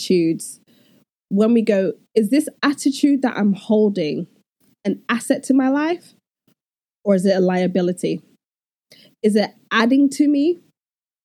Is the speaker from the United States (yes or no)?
no; Nigeria; particularly in a Nigerian home, we're both Nigerian, so we identify with that culture